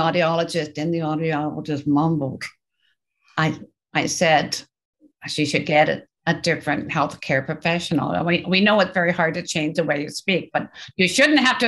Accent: Canada; I'm Canadian.

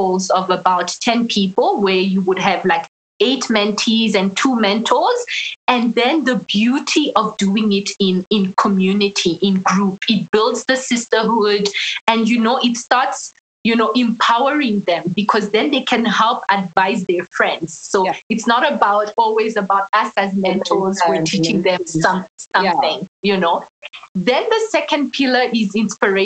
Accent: Burundi; moved away; I'm originally from Burundi in East Africa

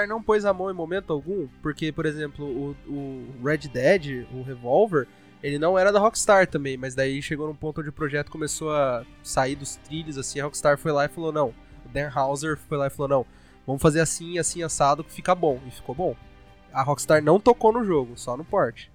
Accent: Brazil; eu sou brasileiro

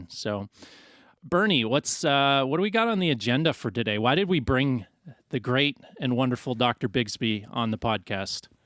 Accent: Canada; I'm Canadian

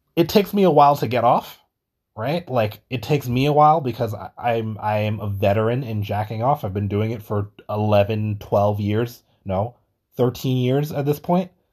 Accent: New York, United States; Being a New Yorker

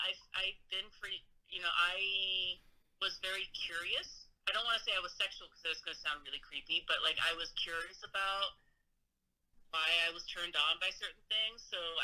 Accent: Japan; So yeah, I'm half Japanese and I grew up in Japan. So that means I had, the whole Japanese education stress.

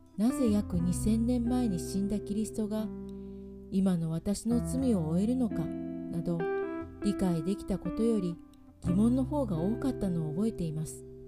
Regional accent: Niigata countryside, Japan; moved away as an adult; also born or lived in Tokyo; 私は新潟の田舎に生まれ家は仏教でした

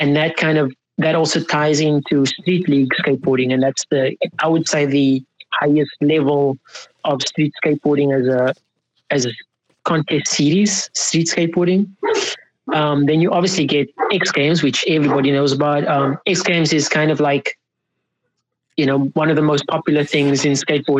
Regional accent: Cape Town, Western Cape, South Africa; I grew up in Cape Town, South Africa. Athlone, Lansdowne is what I call home.

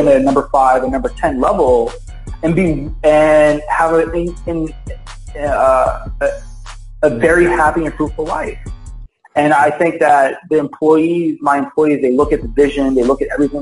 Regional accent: Philadelphia, Pennsylvania, United States; I grew up in Philadelphia.

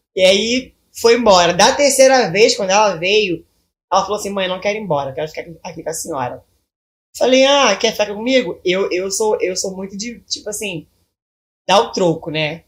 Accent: Belford Roxo, Rio de Janeiro, Brazil; Eu sou de Belfor Roxo

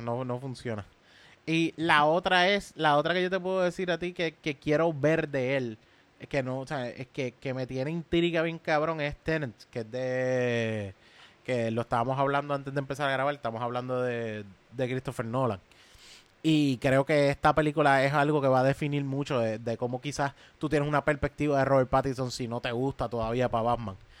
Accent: Levittown, Puerto Rico; Si soy de Levitown

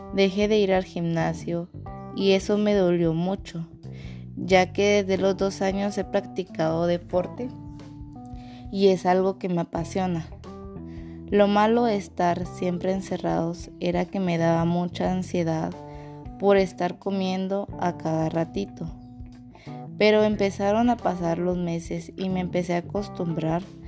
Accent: Mazatenango, Suchitepéquez, Guatemala; soy de Mazatenango

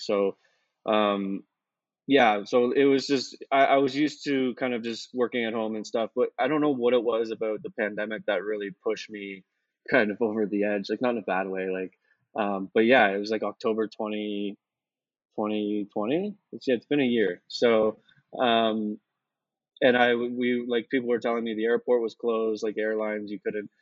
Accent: Canada; moved away as an adult; being Canadian

